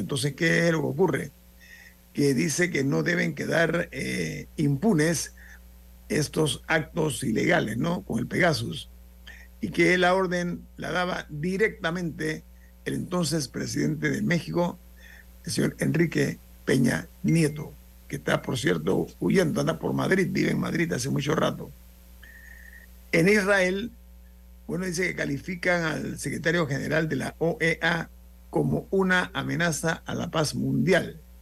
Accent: Panama; como panameño

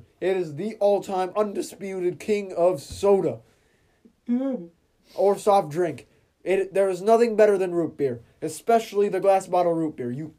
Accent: United States; I'm American.

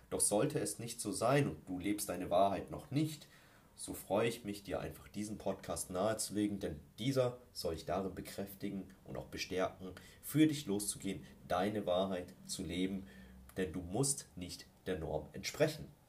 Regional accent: Ingolstadt, Bavaria, Germany; gebürtig aus Ingolstadt und lebe immer noch hier

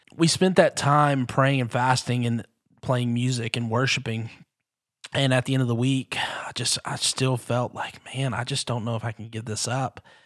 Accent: Texarkana, Texas, United States; growing up not only in Texarkana but being being the son of a youth pastor

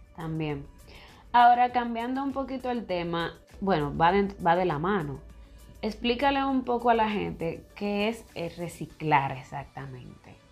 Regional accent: Dominican Republic; como dominicano y todo, yo amo mi país

